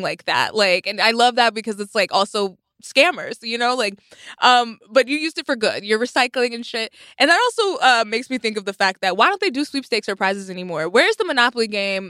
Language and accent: English; Jamaica; I'm a Jamaican